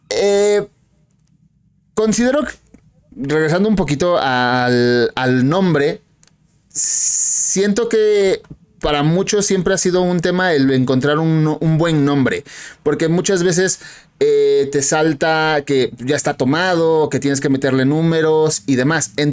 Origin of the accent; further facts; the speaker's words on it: Mexico; Ok, eh, soy de aquí, de México. Eh, México, querido, lindo, hermoso.